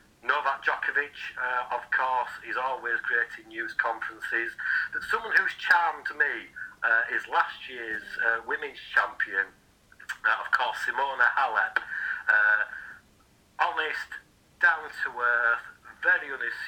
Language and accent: English; Yorkshire and the Humber, United Kingdom; accent: Yorkshire; my Yorkshire accent